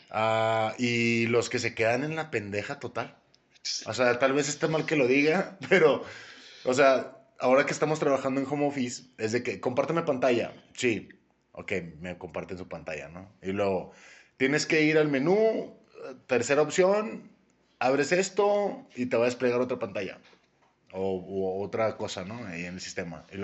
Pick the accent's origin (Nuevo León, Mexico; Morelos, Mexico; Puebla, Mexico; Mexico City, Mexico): Nuevo León, Mexico; Monterrey; vengo de Monterrey, allá fue donde empecé mi carrera como call centero Hace ya algunos ayeres.